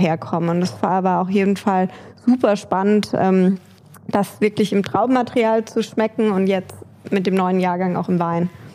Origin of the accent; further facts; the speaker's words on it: Nahe, Rhineland-Palatinate, Germany; ich bin an der Nahe aufgewachsen